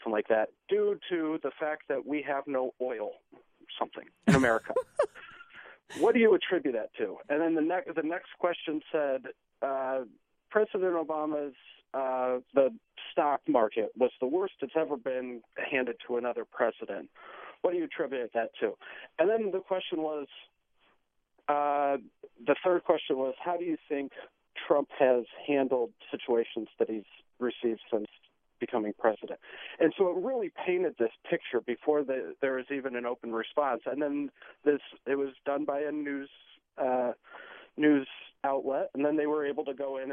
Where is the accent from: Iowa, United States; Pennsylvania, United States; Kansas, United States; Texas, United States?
Iowa, United States; moved away as an adult; now in Washington, D.C., United States; I'm from Iowa originally, and I say in Iowa you grow up doing two things